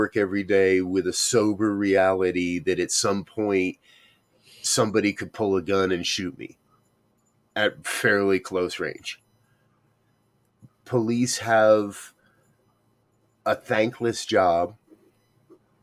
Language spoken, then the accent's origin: English; Northeast, United States; I was raised in the Northeast that was so racist